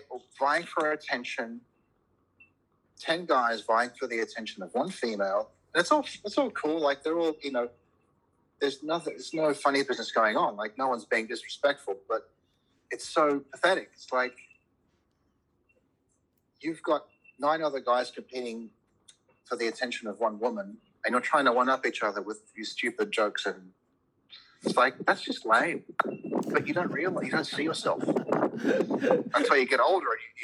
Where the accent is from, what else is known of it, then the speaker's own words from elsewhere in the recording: Cincinnati, Ohio, United States; also born or lived in Lebanon; now in Australia; I was born in Lebanon, but we moved to America actually not long after I was born. And so I grew up in the Midwest in Cincinnati.